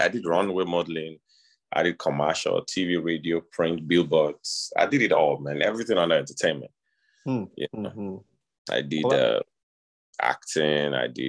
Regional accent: Lagos, Nigeria; moved away as an adult; also born or lived in Ogba, Lagos; now in United States; I was born and raised in Lagos, Sioux Lary. Then I think when I was a teenager, we moved to Okera, Ogba, it's a suburb of Lagos.

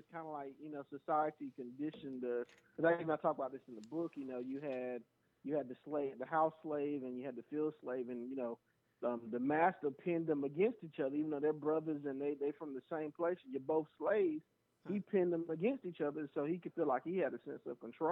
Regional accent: the South, United States; growing up in the South

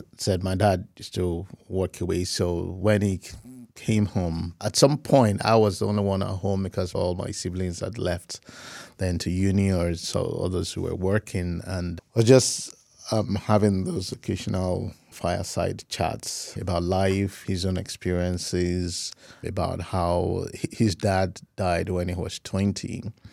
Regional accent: Ibadan, Oyo, Nigeria; I grew up in Ibadan and went to University of Ibadan for my first degree in economics. And then after that, moved to Lagos to begin my career.

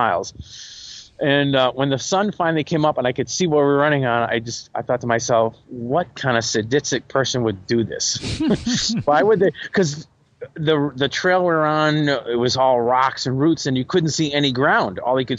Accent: New England, United States; moved away; I did cross country in high school, and I ran in the woods, and I'm from New England.

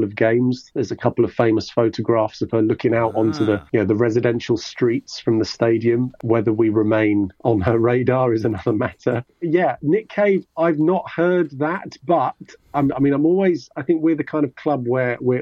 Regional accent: London, United Kingdom; I grew up in Hammersmith, which is it's a district of London

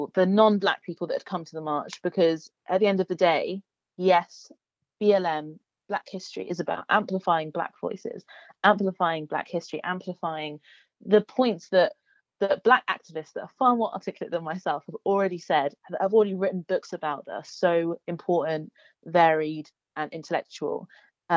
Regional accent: East Sussex, South East England, United Kingdom; moved away as an adult; now in Birmingham, United Kingdom; I'm from East Sussex

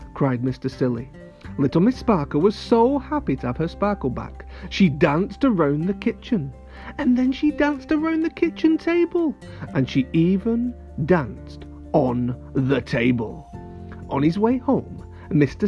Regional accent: near Manchester, North West England, United Kingdom; very close to my hometown

